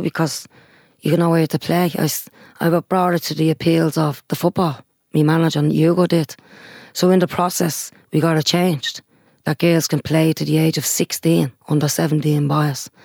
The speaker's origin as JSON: {"language": "English", "town": "Dublin", "region": "Leinster", "country": "Ireland", "tie": "born or raised there", "said": "Sheriff Street has always been my hometown"}